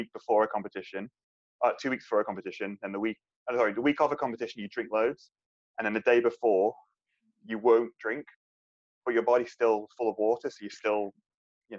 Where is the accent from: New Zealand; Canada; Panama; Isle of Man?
Isle of Man